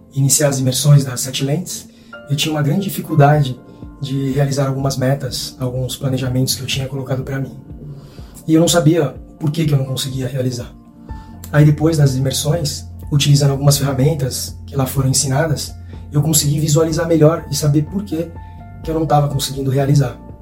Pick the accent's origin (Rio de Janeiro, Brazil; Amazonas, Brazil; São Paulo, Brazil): São Paulo, Brazil; Santos; eu sou de Santos, São Paulo